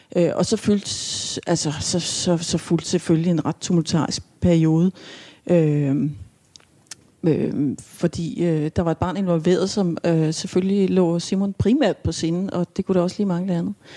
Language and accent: Danish; Sengeløse, Capital Region of Denmark, Denmark; also born or lived in Vesterbro; jeg kommer fra Tostrup, fra Sengeløse, som er sådan altså i, som dengang i hvert fald var meget landligt